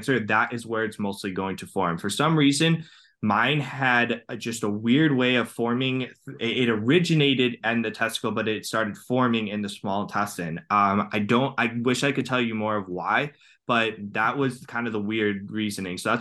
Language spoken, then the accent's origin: English; Cleveland, Ohio, United States; I'm from Cleveland, Ohio